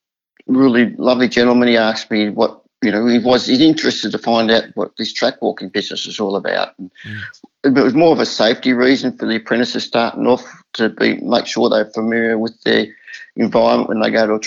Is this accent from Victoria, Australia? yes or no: yes; Caulfield, Victoria, Australia; we used to carpool when we were kids in growing up in Caulfield as jockeys, but in Victoria.